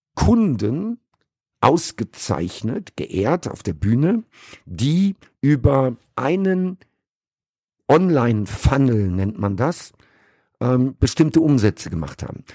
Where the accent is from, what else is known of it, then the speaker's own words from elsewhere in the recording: Sauerland, North Rhine-Westphalia, Germany; moved away as an adult; also born or lived in Caribbean; now in Dubai, United Arab Emirates; ich bin im Sauerland groß geworden